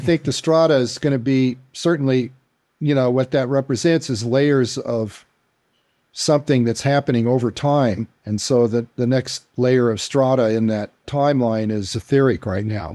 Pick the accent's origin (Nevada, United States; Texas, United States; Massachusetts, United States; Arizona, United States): Arizona, United States; Tucson; being in Tucson, of course, I'm in my hometown